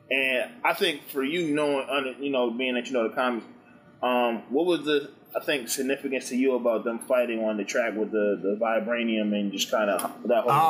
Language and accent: English; Oakland, California, United States; I'm a dude from Oakland.